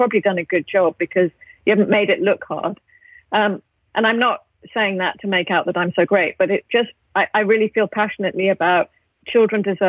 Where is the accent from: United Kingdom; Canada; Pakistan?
United Kingdom; accent: British; I use my accent